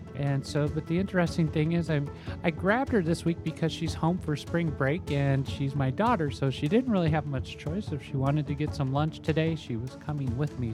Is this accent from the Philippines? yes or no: no; Minnesota, United States; now in Rochester, United States; I grew up in Minnesota.